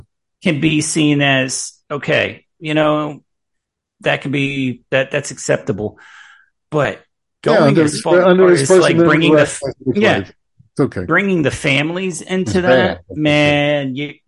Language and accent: English; United States; now in Kentucky, United States; I'm not originally from Kentucky. I'm a northerner. I'm a Yankee. I'm a Yankee by birth.